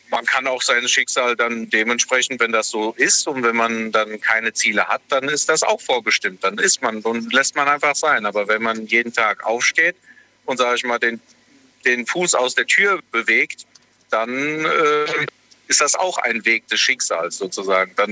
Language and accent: German; Bingen, Rhineland-Palatinate, Germany; Aus Bingen.